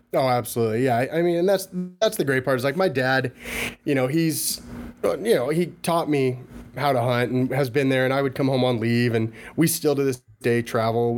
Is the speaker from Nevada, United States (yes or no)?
no; Washington, United States; I'm from Washington State